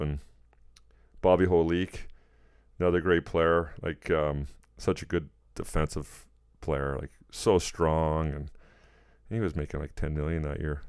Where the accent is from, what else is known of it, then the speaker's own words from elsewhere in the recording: Edmonton, Alberta, Canada; moved away; Edmonton kinda being my hometown